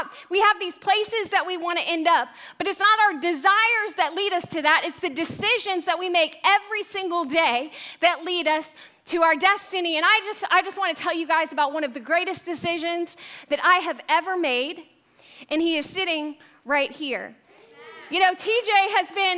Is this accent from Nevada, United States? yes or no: no; Tampa, Florida, United States; moved away; I was born and raised in Tampa Bay area